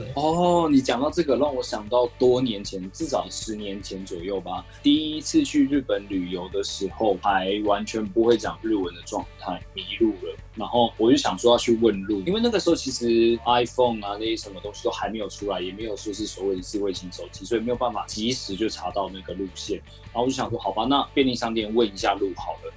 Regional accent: Taiwan; 你跟我，我们俩是台湾人

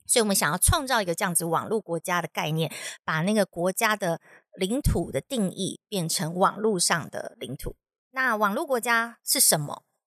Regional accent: Taiwan; moved away as an adult; 我从小在台湾的教育体制长大

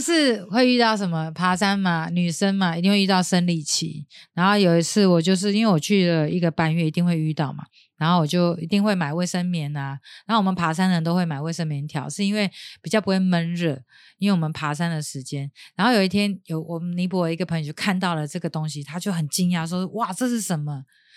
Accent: Taiwan; 我会很以我是台湾人为荣

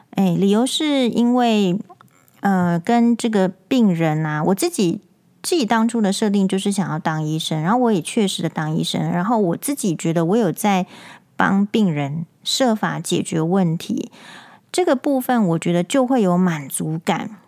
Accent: Taiwan; 因为我是台湾人，所以我才会被剥削

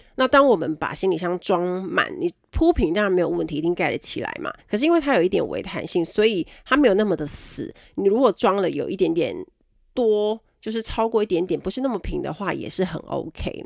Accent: Kaohsiung, Taiwan; 我是高雄人

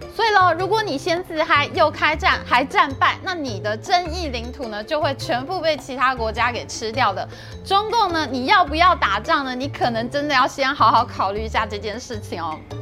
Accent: Taiwan; 我们台湾人

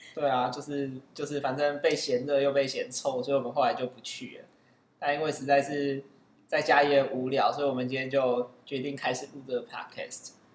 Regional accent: Kaohsiung, Taiwan; moved away as an adult; also born or lived in Taipei; 虽然我是高雄人，但是大学以后大部分时间都是在台北

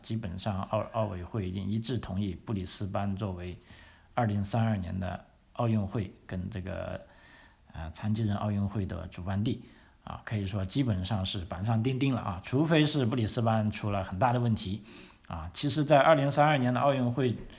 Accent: China; 我们中国人大部分都和我这样子的

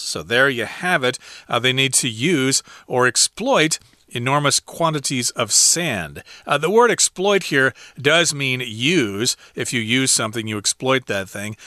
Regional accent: Midwest, United States; I'm from the Midwest in the United States

